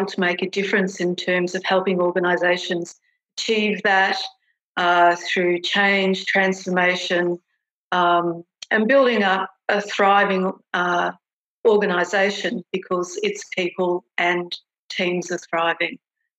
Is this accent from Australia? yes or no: yes; Australia; particularly as an Australian managing a lot of New Zealanders, the immediate acceptance of me, accepting me as, you know, one of their own